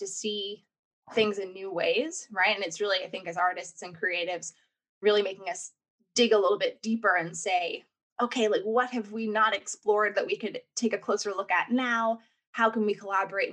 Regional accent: New York, United States; accent: American; moved away as an adult; also born or lived in New Orleans / Los Angeles; now in United Kingdom; I'm clearly, from my accent, American. I was born and raised in New York

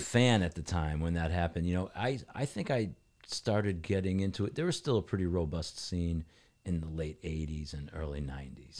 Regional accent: New Britain, Connecticut, United States; also born or lived in Hartford; I grew up in New Britain

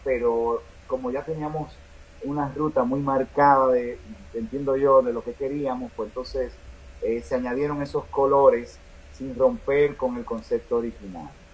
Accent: Dominican Republic; also born or lived in New York; Vengo de República Dominicana

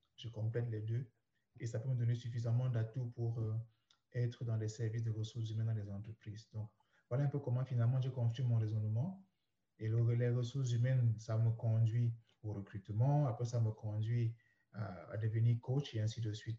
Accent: Douala, Littoral, Cameroon; moved away as an adult; now in Canada; toute mon enfance, ma jeunesse, l'adolescence et même mes premières années de vie d'adulte ont commencé au Cameroun. Et euh, j'étais dans une ville, la capitale économique, qu'on appelle euh, Douala. C'est là que j'ai vécu.

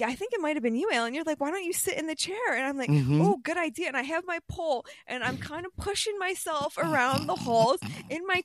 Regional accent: New York, United States; I'm from New York

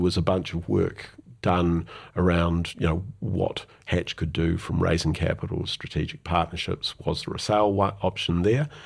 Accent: New Zealand; also born or lived in London; being a New Zealander

